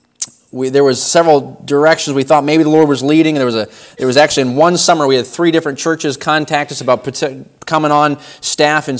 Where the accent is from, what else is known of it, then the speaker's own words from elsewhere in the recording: Warren, Maine, United States; I was born in Warren, Maine, so down on Route 1, about an hour and 15 minutes from here or so. That's where I was born, and then raised in that area